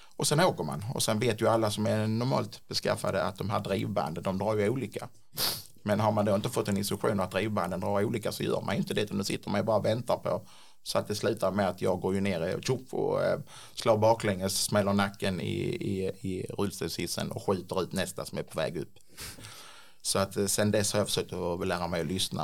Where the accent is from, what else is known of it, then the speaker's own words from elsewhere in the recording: Klippan, Skåne, Sweden; now in Ängelholm, Sweden; Från början så kommer jag inte från Ängelholm utan jag är en sån här klippanpåg eh, som har sprungit runt på gatorna i Klippan och hittat på bus